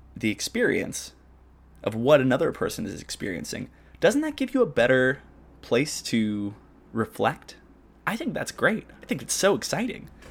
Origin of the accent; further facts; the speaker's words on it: Arlington, Washington, United States; moved away; when I lived in my hometown in Washington, Arlington